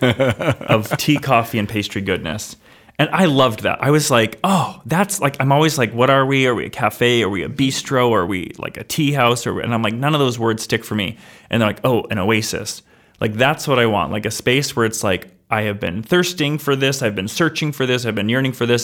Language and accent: English; Somersworth, New Hampshire, United States; I, I grew up in Summersworth